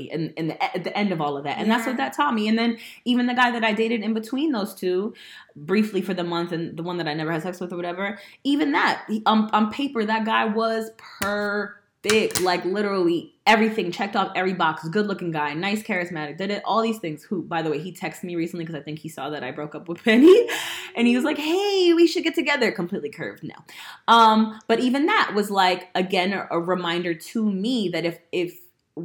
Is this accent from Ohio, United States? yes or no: no; Woodbridge, New Jersey, United States; born or raised there; moved away